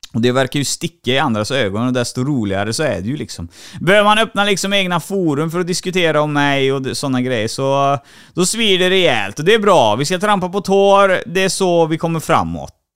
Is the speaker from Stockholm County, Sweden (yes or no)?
no; Trollhättan, Västra Götaland, Sweden; Trollhättan är jag ifrån. Det hör du säkert på dialekten